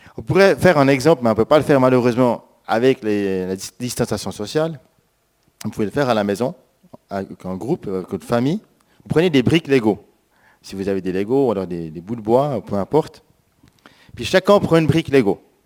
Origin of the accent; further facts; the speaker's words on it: Switzerland; moved away; also born or lived in France; Moi, en tant que Suisse